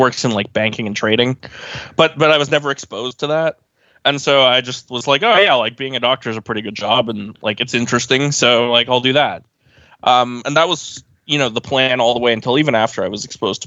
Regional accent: Oakville, Ontario, Canada; I'm from Oakville, which is a suburb of Toronto

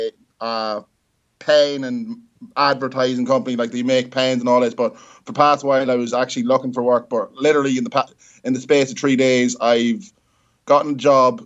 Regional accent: Ireland; I'm Irish

